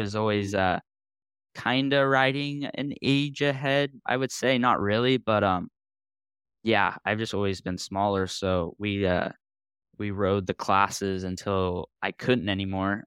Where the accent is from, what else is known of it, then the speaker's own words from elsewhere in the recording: Central Coast, California, United States; growing up on the Central Coast